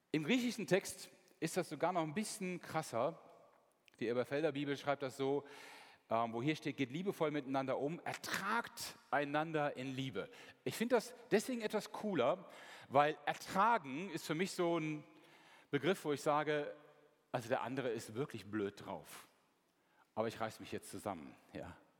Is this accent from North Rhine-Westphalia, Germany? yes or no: yes; Mönchengladbach, North Rhine-Westphalia, Germany; Meine Heimatstadt ist Mönchengladbach